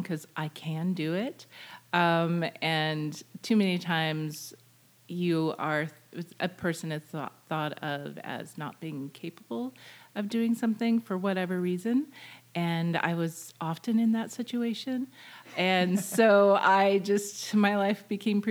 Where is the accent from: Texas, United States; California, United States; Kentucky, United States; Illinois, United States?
California, United States; Southern; now in Washington, United States; I grew up in Southern California